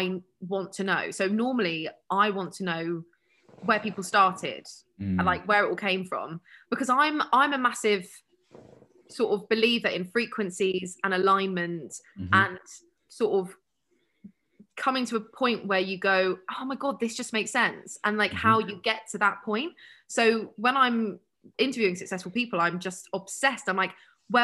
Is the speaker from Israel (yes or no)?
no; United Kingdom; we're so British